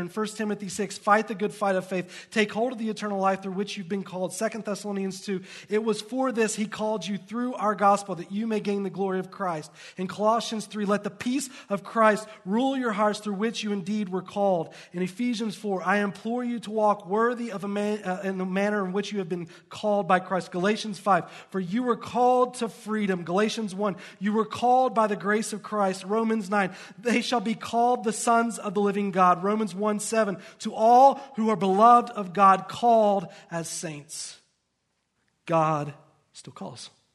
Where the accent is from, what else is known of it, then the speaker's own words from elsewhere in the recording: the South, United States; now in Lehi, United States; I grew up in the South, in a very poor environment